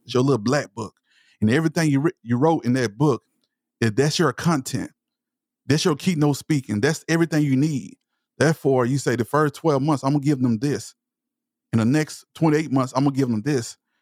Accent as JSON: {"language": "English", "town": "Palestine", "region": "Texas", "country": "United States", "accent": "Southern", "said": "I'm from East Texas. I'm from Palestine, Texas. So, I speak with a Southern accent"}